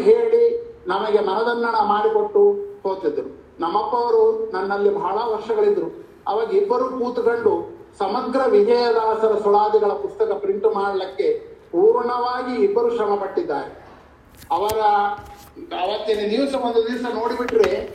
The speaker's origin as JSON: {"language": "Kannada", "town": "Kowthalam", "region": "Andhra Pradesh", "country": "India", "also_born_or_lived": "Sirwar, Karnataka", "said": "ನಮ್ಮ ಕೋತಾ ಗ್ರಾಮದಲ್ಲಿ"}